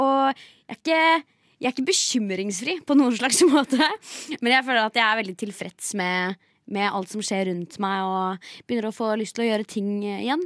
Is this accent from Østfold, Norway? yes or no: no; Steinberg, Buskerud, Norway; Jeg er egentlig fra Nedre Eiker, ikke fra Drammen.